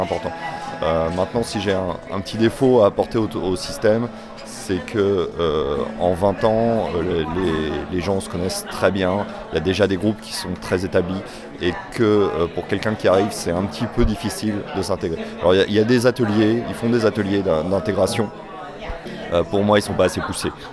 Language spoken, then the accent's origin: French; Nantes, Pays de la Loire, France; je viens de Nantes